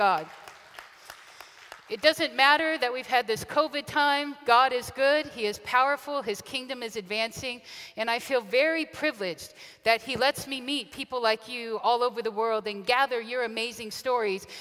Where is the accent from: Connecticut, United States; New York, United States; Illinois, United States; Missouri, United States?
Missouri, United States; Kansas City; moved away as an adult; also born or lived in Western China; a kid from Kansas City grew up and moved 12 time zones away